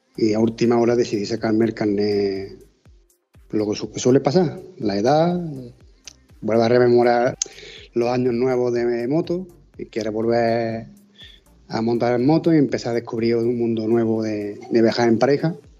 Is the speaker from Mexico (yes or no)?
no; Córdoba, Andalusia, Spain; nosotros somos de aquí de Córdoba, de un pueblecito